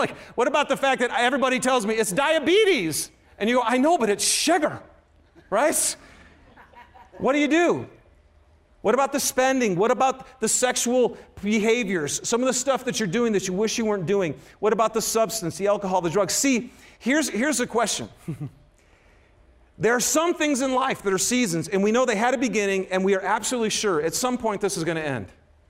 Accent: Michigan, United States; now in Utah, United States; Yes, I am from Michigan, but I'm a Ute now, baby.

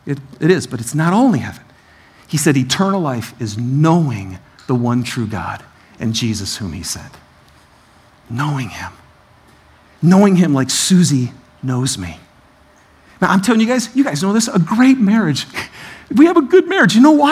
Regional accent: Detroit, Michigan, United States; I'm from Detroit, so this is very sensitive to buy.

